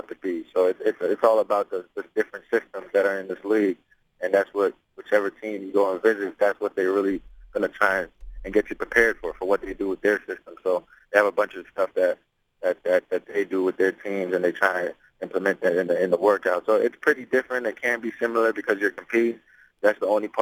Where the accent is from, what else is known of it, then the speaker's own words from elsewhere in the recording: Toronto, Ontario, Canada; I grew up in Blake Street, you know, Lower East Side in Toronto.